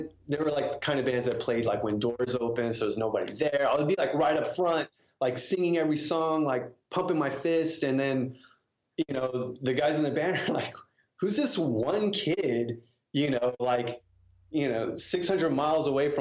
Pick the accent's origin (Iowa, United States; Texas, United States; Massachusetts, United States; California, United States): Texas, United States; San Antonio; now in Austin, United States; I moved to Austin from San Antonio, native Texan